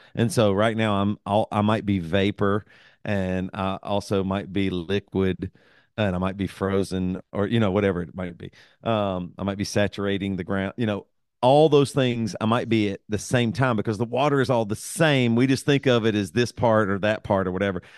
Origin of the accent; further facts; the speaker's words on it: the South, United States; I'm from the South